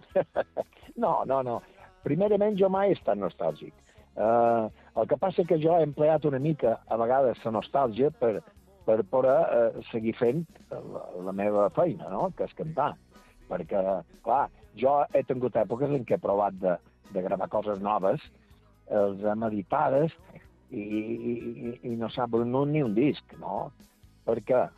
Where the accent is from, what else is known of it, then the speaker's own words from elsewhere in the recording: Santa Maria del Camí, Balearic Islands, Spain; pel meu lloc que vaig néixer i que vaig viure la meva joventut